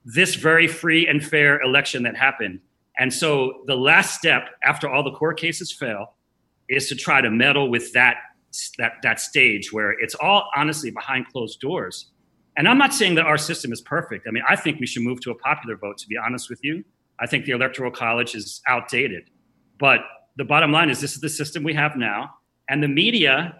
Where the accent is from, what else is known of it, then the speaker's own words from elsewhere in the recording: Philadelphia, Pennsylvania, United States; I'm from Philly